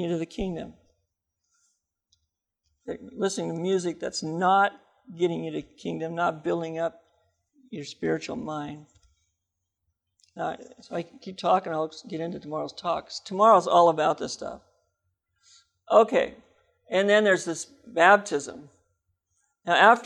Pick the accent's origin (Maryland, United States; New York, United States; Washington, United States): Washington, United States; Seattle; I'm from Seattle